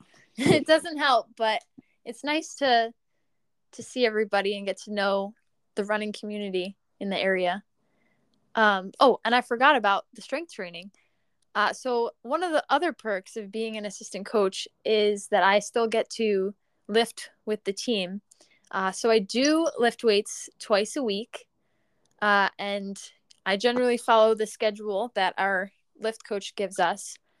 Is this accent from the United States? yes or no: yes; Long Island, New York, United States; in high school, I'm from Long Island, so I ran for Mount Sinai High School.